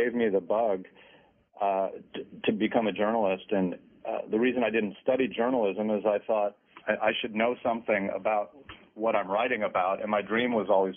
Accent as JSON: {"language": "English", "town": "Modesto", "region": "California", "country": "United States", "tie": "born or raised there", "also_born_or_lived": "Minnesota", "said": "I grew up in a town called Modesto, California"}